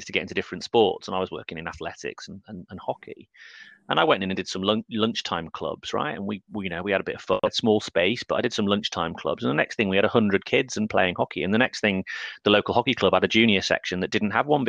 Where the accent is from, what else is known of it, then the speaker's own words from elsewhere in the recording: North Wales, United Kingdom; I grew up in North Wales